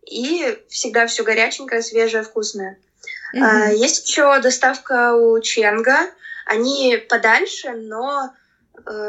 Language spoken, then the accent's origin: Russian; Saint Petersburg, Russia; я родилась {S1} в Петербурге и а. э, всю жизнь в нем прожила.